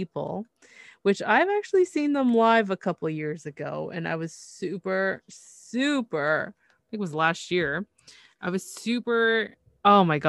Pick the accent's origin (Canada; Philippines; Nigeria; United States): Canada; I'm from Canada